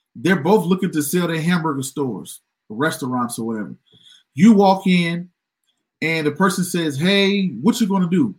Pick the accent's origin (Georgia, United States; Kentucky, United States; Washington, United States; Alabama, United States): Georgia, United States; I'm from Georgia